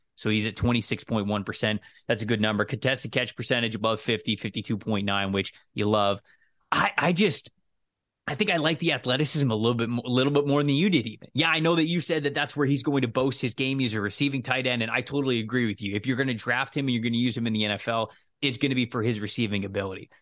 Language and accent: English; Florida, United States